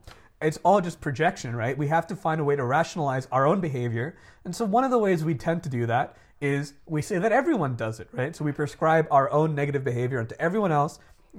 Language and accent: English; Dubai, United Arab Emirates; Because I grew up living in Dubai, which is the anarcho-capitalist dream state.